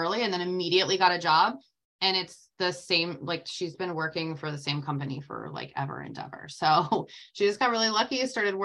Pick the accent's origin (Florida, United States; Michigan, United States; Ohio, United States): Florida, United States; Tampa; I am from Tampa, Florida, and that is where I was born and raised my entire life.